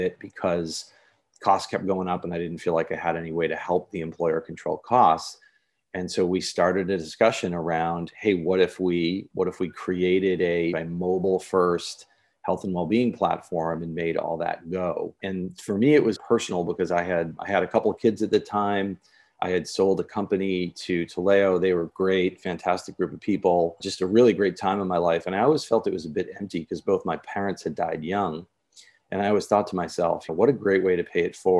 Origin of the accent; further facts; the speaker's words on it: Northeast, United States; now in Laguna Beach, United States; I'm from the Northeast